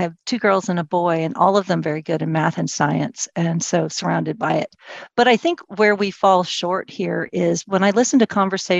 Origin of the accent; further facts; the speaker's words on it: United States; also born or lived in Ireland; And so my parents put me in an Irish Catholic girls' school, which is very interesting because I'm an American and Protestant.